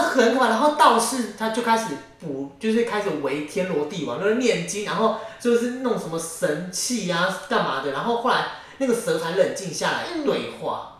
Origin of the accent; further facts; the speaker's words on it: Taiwan; also born or lived in Yilan; 我家其实就住在义民庙附近，客家人，我是客家人